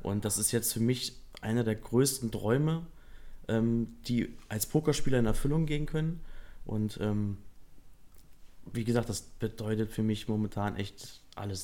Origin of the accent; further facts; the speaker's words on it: Kassel, Hesse, Germany; also born or lived in Edermünde; ich bin 32, bin aus Kassel mhm. und bin auch dort geboren.